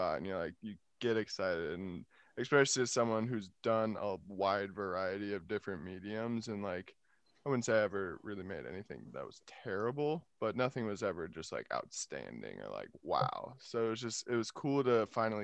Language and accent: English; Appleton, Wisconsin, United States; moved away; also born or lived in Arizona; born in Arizona, but didn't live there. I think only lived there for like 3 years. Most of my life lived in Appleton, Wisconsin.